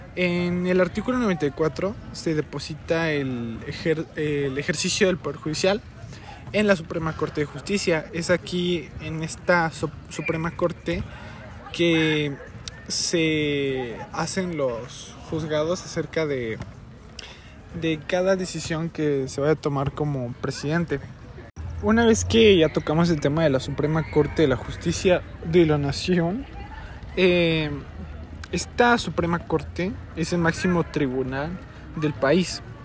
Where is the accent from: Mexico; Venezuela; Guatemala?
Mexico